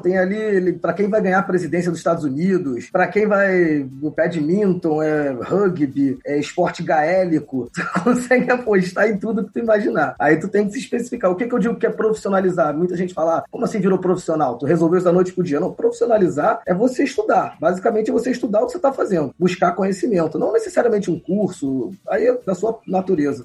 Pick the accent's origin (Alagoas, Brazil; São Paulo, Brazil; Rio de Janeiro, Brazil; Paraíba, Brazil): Rio de Janeiro, Brazil; sou aqui do Rio de Janeiro